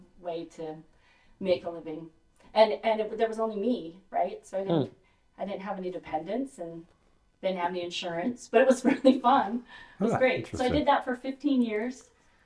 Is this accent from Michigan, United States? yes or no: no; Las Vegas, Nevada, United States; moved away as an adult; growing up in Vegas.